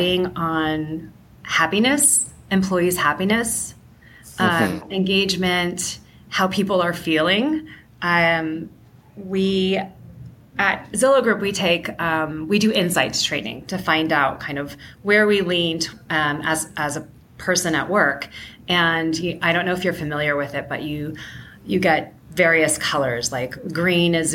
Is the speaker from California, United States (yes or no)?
yes; San Francisco Bay Area, California, United States; moved away as an adult; now in Seattle, United States; I am originally from the San Francisco Bay Area, currently living in Seattle